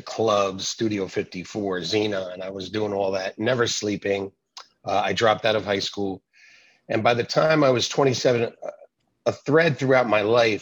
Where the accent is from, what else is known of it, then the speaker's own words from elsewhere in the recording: North Brunswick, New Jersey, United States; I was born in North Brunswick, New Jersey, which just happens to be the place where my church is.